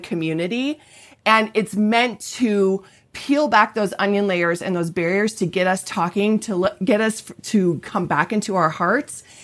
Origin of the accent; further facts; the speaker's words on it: Colorado, United States; I'm from Colorado